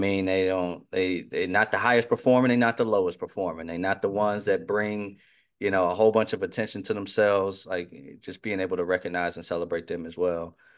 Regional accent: near Chicago, Illinois, United States; growing up near Chicago

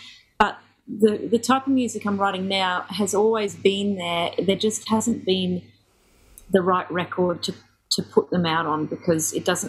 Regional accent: Ellesmere Port, North West England, United Kingdom; born there; I was born in Ellesmere Port, which is a little town just outside of Chester.

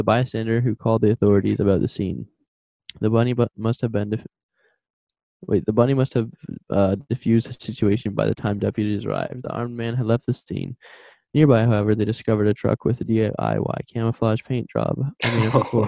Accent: Canada

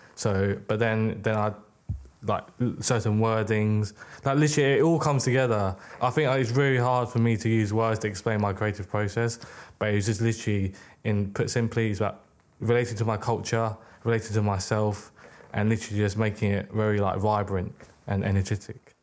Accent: United Kingdom; also born or lived in Hong Kong; I was born in the U K.

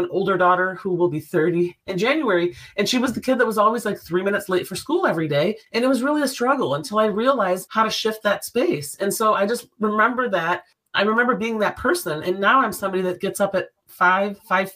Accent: Detroit, Michigan, United States; I'm from Detroit

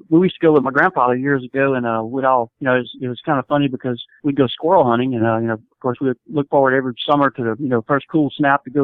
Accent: Ocean Springs, Mississippi, United States; right here in uh, South Mississippi, Ocean Springs, Mississippi uh, which is about four miles if you're familiar with Biloxi Gulfport, that area. And I've been in, been born and raised here my whole life

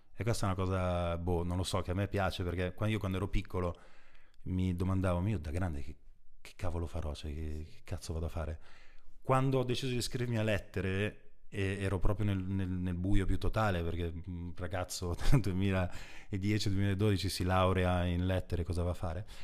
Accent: Brugherio, Lombardy, Italy; io stesso sono nato in provincia, a Brugherio in particolare, che è appena fuori Milano

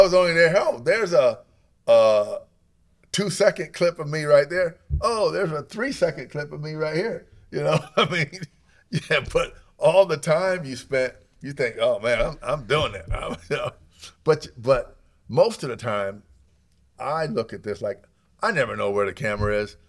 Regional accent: Alabama, United States; moved away; also born or lived in upstate New York; we grew up in Alabama, we hunted for food 'cause we are very poor. So when my dad moved to upstate New York

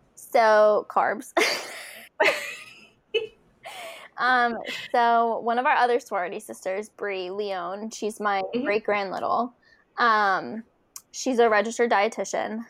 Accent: Philadelphia, Pennsylvania, United States; now in Connecticut, United States; my hometown race, the Philadelphia Marathon

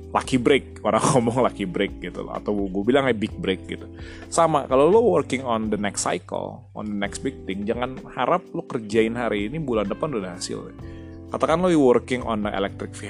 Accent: North Sumatra, Indonesia; Kayak misalnya gue orang Batak nih. Kenapa orang Batak banyak yang sukses jadi lawyer? Ya karena di culture Batak itu sudah diajarkan ngomong dari zaman kecil gitu loh.

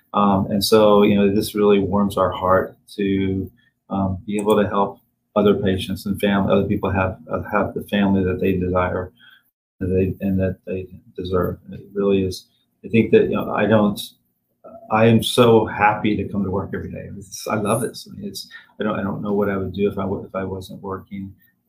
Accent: Tennessee, United States; I'm from Tennessee.

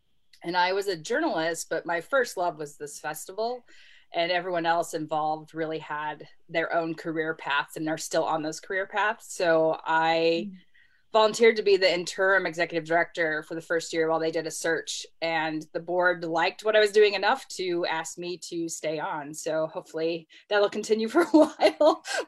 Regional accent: San Diego, California, United States; also born or lived in Los Angeles, United States / Georgia, United States / Minnesota, United States; now in Oxford, United States; I was born outside of Los Angeles, was raised mostly in San Diego, but lived all over the country. I lived in Georgia, Minnesota.

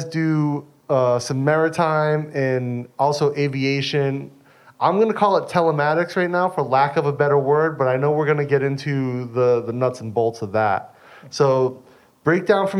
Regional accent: United States; moved away; I'm American

